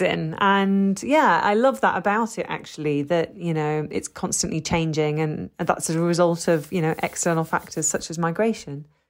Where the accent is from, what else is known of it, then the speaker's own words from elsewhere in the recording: London, United Kingdom; I'm British, you know, I was born in London, but as, as someone who's a second generation